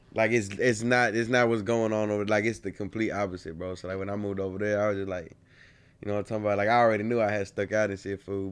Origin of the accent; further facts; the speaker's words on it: College Station, Texas, United States; also born or lived in Bryan, Texas; I moved back to College, uh, College Station, my second half of my fourth grade year